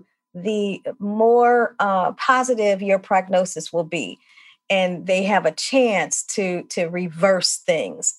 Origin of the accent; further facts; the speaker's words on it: St. Louis, Missouri, United States; moved away as an adult; now in Milwaukee, United States; I am originally from St. Louis, Missouri. I've lived in Milwaukee now more than 25 years